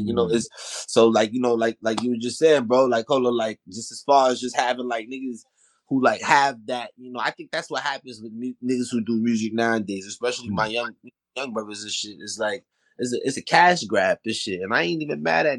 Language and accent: English; New York City, New York, United States; I'm really from Soundview Projects. Like, you know, Stevenson Commons